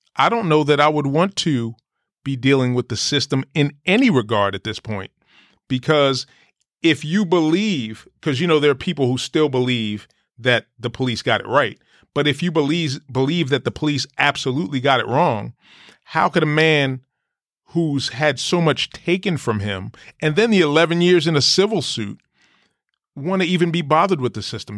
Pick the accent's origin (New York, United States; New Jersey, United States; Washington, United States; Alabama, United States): New Jersey, United States; Jersey City; I grew up in Jersey City, New Jersey